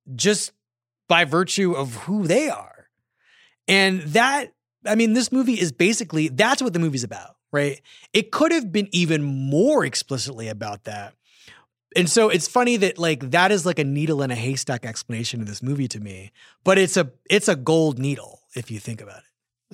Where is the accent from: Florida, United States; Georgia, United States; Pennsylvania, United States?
Pennsylvania, United States; Philadelphia; I grew up in Philadelphia